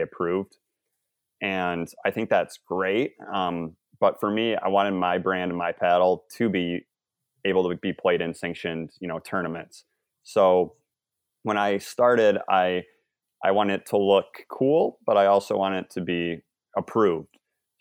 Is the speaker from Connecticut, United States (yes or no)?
no; Michigan, United States; I'm from the Midwest in Michigan